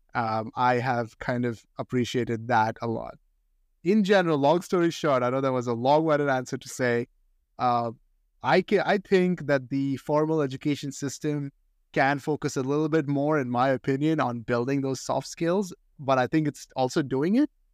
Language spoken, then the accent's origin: English; India; moved away as an adult; now in United States; I grew up in India and I went to high school in India